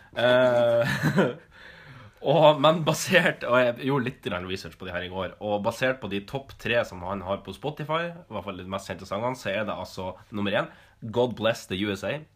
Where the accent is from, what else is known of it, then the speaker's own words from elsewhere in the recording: Northern Norway, Norway; Jeg er jo nordlending